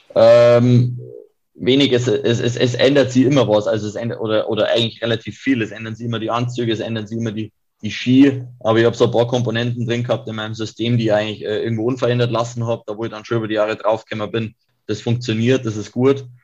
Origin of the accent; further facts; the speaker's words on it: Kiefersfelden, Bavaria, Germany; ich komme aus Kiefersfelden